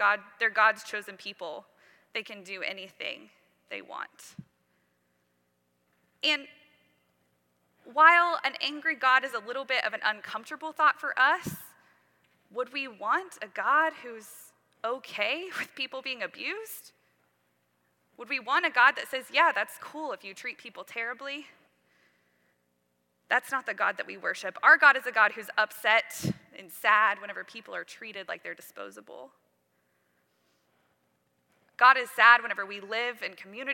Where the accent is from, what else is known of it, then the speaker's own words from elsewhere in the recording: Western Oklahoma, United States; I grew up in Western Oklahoma